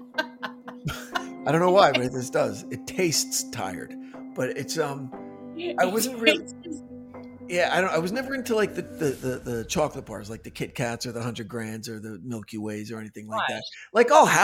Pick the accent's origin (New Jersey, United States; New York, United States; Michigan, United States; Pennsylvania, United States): New Jersey, United States; now in Southern California, United States; I grew up in North Jersey